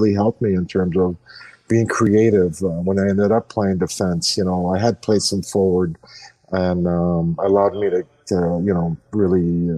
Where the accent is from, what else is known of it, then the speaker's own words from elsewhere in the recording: Montreal, Quebec, Canada; I just grew up right outside of Montreal, a town called Saint-Laurent. And growing up in Montreal